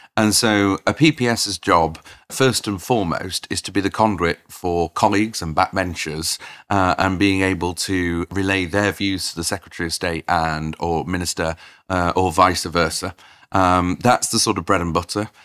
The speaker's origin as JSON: {"language": "English", "town": "Doncaster", "region": "Yorkshire and the Humber", "country": "United Kingdom", "tie": "born or raised there", "said": "I grew up in Doncaster"}